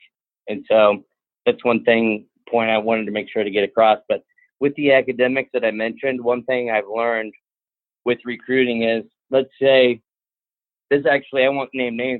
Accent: Midwest, United States; now in Virginia, United States; I'm from the Midwest.

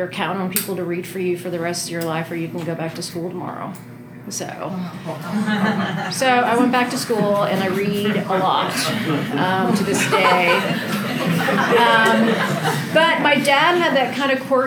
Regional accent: Denton, Texas, United States; I'm from Texas, and I grew up in a town called Denton in between Dallas and Fort Worth

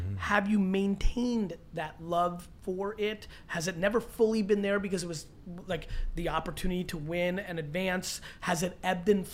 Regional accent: Edison, New Jersey, United States; I grew up in Edison

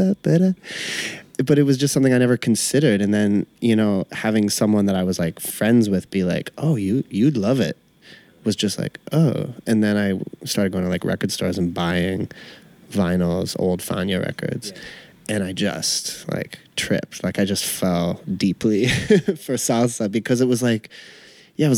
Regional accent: Canada; now in Brooklyn, United States; I'm white, Canadian

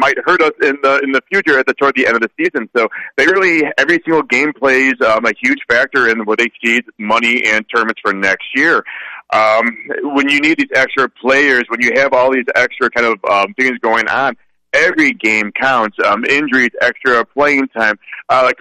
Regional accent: United States; as an American

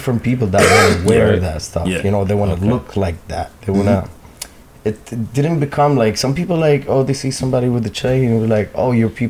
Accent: Toronto, Ontario, Canada; I'm from Toronto.

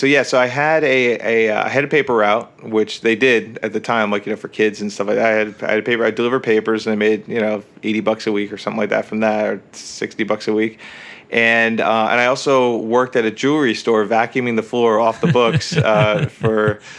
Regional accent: New Jersey, United States; Yep, that's right, Northern New Jersey.

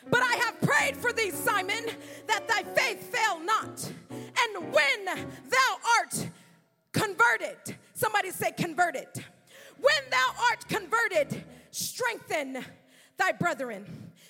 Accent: California, United States; now in Florida, United States; I come from California, hundreds and hundreds, probably thousands of miles, definitely thousands of miles from Florida.

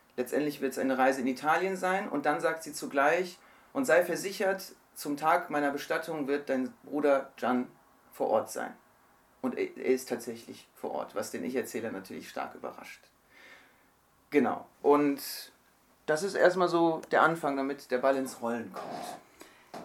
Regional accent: Germany; bin in Deutschland geboren, Deutschland aufgewachsen, meine Family kommt aus der Türkei

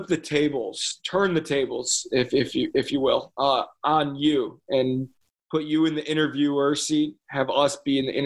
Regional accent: Chicago, Illinois, United States; I'm from Chicago

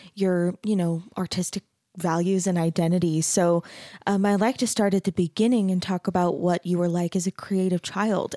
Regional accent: Mesa, Arizona, United States; I grew up in Mesa

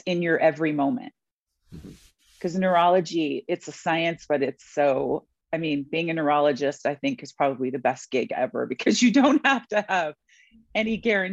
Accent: New York, United States; I was born in New York.

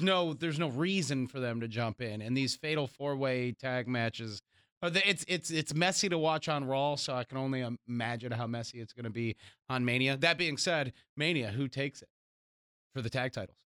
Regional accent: United States; as American audience

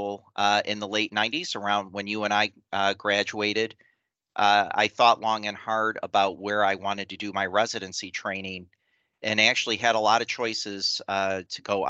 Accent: Detroit, Michigan, United States; also born or lived in the Northwest (US) / Kalamazoo, Michigan; I grew up actually on the northeast side of Detroit, in the city of Detroit, for all of my formative years, all the way into college.

